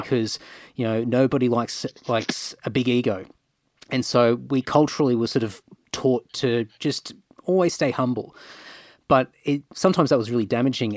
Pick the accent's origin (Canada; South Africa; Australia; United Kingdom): Australia; Queensland; moved away as an adult; also born or lived in Rockhampton, Queensland / Brisbane, Queensland; now in Sydney, Australia; I grew up I grew up in Queensland all my life